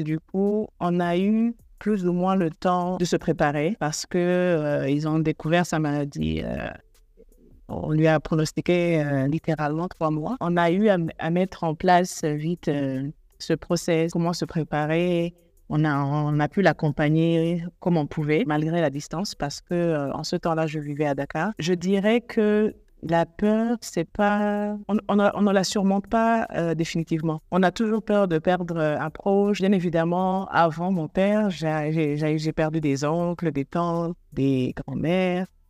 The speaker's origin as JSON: {"language": "French", "country": "Burundi", "moved": "yes", "lives_now": "Nairobi, Kenya", "said": "Je suis burundaise. Euh, je vis actuellement à Nairobi, au Kenya."}